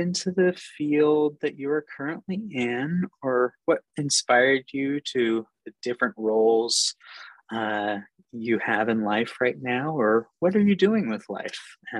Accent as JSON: {"language": "English", "region": "Pacific Northwest", "country": "United States", "said": "I'm from the Pacific Northwest"}